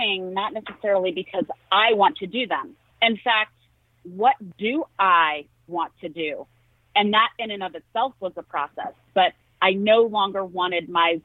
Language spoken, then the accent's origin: English; United States; I was raised in rural America.